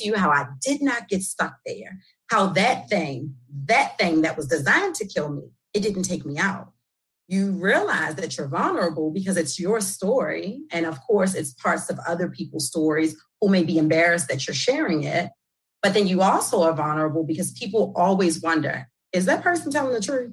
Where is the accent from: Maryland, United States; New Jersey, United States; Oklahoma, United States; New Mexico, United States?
Maryland, United States; Baltimore; accent: New York; I'm born and raised in Baltimore, West Baltimore. Although I'm often told I have like this New York accent